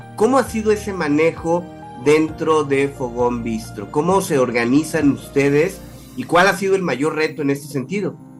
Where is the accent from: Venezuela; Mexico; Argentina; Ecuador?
Mexico; como mexicanos